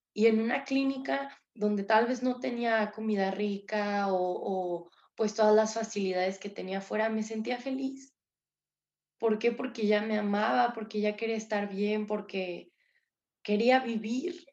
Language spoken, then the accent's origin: Spanish; San Luis Potosí, Mexico; Yo soy de San Luis Potosí